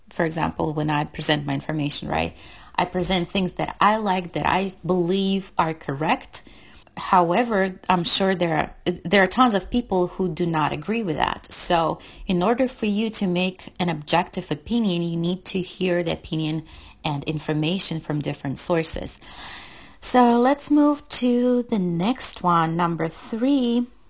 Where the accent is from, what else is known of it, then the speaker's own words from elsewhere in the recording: Russia; moved away; I'm from Russia and we use kilometers instead of miles